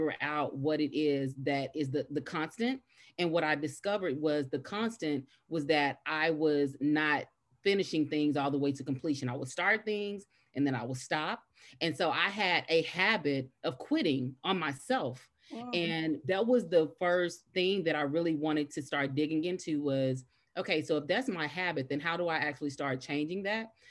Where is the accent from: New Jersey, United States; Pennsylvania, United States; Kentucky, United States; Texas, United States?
Texas, United States; Dallas; originally born and raised in Dallas